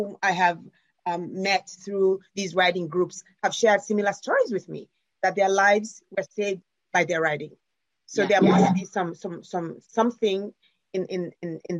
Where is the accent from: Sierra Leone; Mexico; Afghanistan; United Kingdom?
Sierra Leone; now in United States; When I came from Sierra Leone, after having run away from the war and other terrible things that had happened, not just to me, and found myself in America